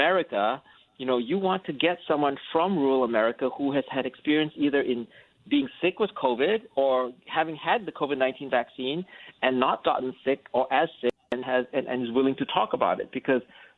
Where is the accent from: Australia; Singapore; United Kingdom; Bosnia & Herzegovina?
Singapore; moved away as an adult; also born or lived in North Carolina, United States; now in United States; I'm actually originally from Singapore, and I came over here and I went to Duke University